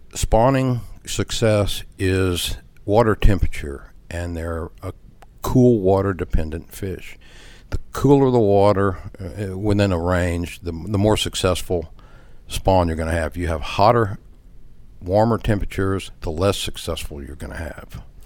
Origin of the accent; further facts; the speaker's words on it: Galveston Bay area, Texas, United States; also born or lived in Baytown, Texas; I grew up in the Galveston Bay area.